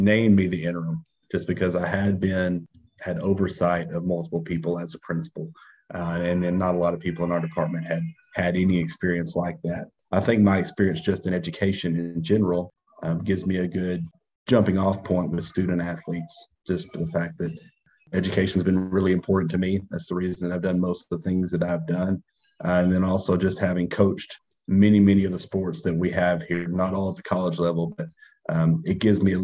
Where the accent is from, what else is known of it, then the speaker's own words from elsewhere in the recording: Arkansas, United States; moved away as an adult; now in Alabama, United States; I'm from Arkansas and of course now working in Alabama.